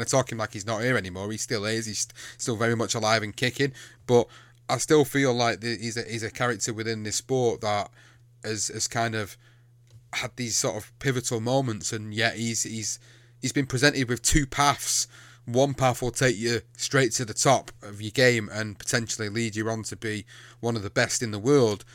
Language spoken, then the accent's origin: English; England, United Kingdom; I come from the U K. I come from England